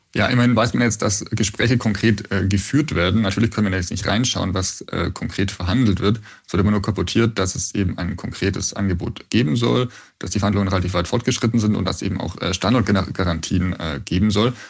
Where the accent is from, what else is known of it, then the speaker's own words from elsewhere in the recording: Bavaria, Germany; ich bin aus Bayern